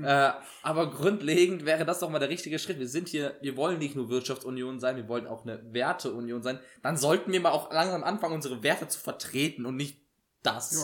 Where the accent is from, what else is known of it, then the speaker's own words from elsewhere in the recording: Germany; bei uns in Deutschland